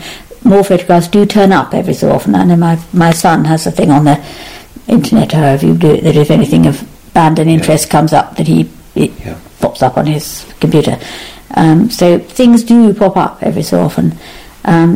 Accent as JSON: {"language": "English", "area": "Berkshire", "region": "South East England", "country": "United Kingdom", "tie": "born or raised there", "said": "I was born and brought up in England"}